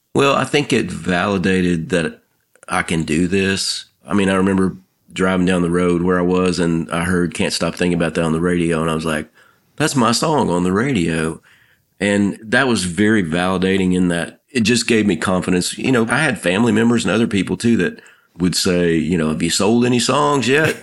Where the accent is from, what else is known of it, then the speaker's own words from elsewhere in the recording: Nashville, Tennessee, United States; Growing up in Nashville, I ran into songwriters all the time